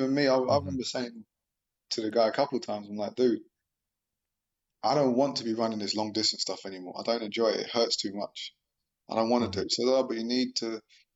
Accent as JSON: {"language": "English", "region": "London", "country": "United Kingdom", "said": "I'm from South London"}